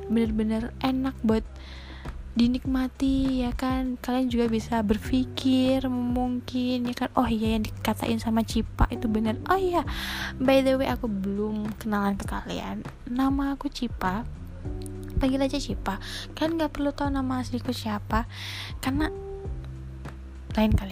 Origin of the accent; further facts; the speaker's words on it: East Java, Indonesia; accent: medok; kan saya bukan orang Jakarta jadi bukan gak bisa bilang lo gue lo gue ini nggak bisa ini saya asli orang Jawa Timur jadi rada medok ya maafin ya kan ini kan namanya pembawaan lokal